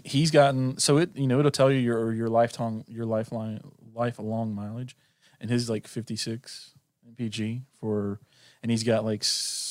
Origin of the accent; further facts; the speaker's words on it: Norway; I'm from Norway.